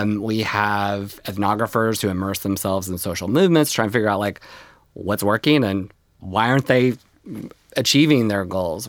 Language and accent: English; North Texas, United States; moved away; when I was growing up in North Texas on the plains